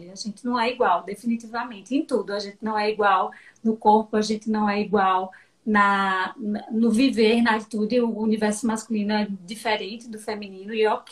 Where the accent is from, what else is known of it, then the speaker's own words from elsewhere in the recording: Petrolina, Pernambuco, Brazil; moved away as an adult; now in Salvador, Brazil; eu sou petrolinense, sempre brinco que eu sou peba, metade Legal. pernambucana, metade